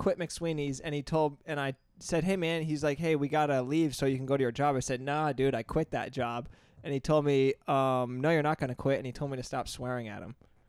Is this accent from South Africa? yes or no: no; Plattsburgh, New York, United States; I dropped out of Plattsburgh State. It's a SUNY school. It's from the town that I grew up in, so I didn't have to travel far.